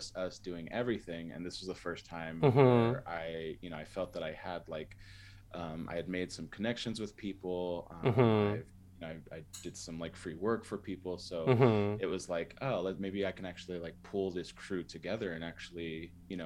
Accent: San Diego, California, United States; moved away as an adult; now in Salt Lake City, United States; I'm originally from San Diego

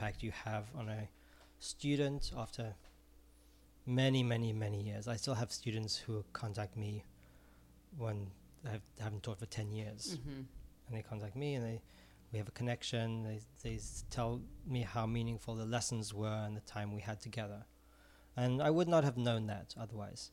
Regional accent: Israel; moved away; I'm originally from Israel

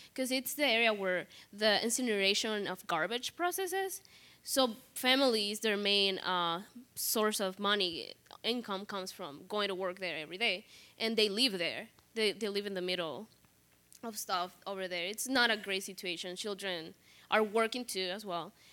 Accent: Honduras; moved away as an adult; now in Chicago, United States; I grew up in Honduras. I moved here just a year and a half ago.

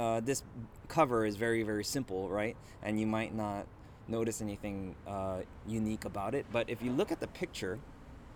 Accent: United States; I'm Korean American

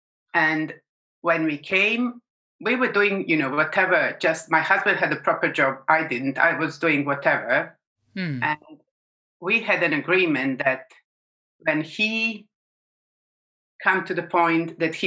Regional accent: Belgrade, Serbia; English is a second language; moved away as an adult; now in United Kingdom; I was born in Belgrade, Serbia now. It used to be Yugoslavia.

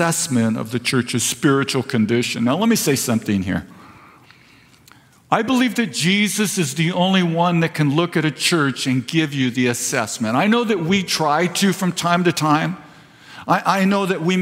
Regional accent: Vista, California, United States; I was raised in Vista

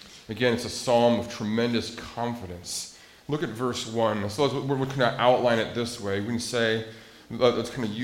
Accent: Montana, United States; I grew up in Montana, and landlocked Montana

